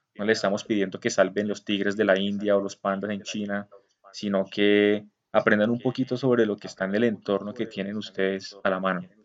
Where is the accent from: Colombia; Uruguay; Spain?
Colombia; siendo nosotros colombianos